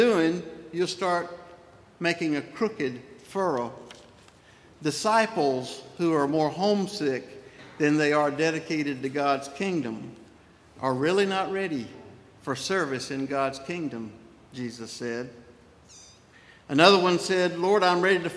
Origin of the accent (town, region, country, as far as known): Spartanburg, South Carolina, United States; born or raised there; moved away as an adult; also born or lived in Irmo, South Carolina / Saluda, South Carolina / Edgefield, South Carolina